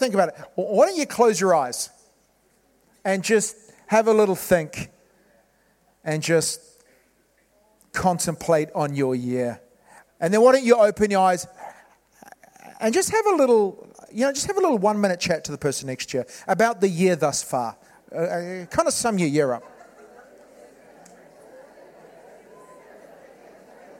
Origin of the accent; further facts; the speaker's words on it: New Zealand; moved away as an adult; now in Wales, United Kingdom; as a New Zealander, I came from New Zealand 15 years ago. My wife and I came from New Zealand over here.